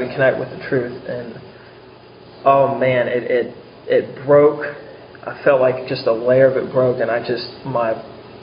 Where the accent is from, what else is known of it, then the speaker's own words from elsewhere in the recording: Charleston, South Carolina, United States; I was from Charleston, South Carolina